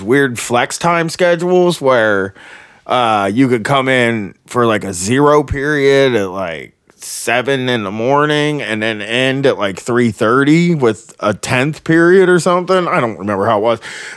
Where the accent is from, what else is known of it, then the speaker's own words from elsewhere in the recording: Groveport, Ohio, United States; I'm from Groveport, but it's very close to Columbus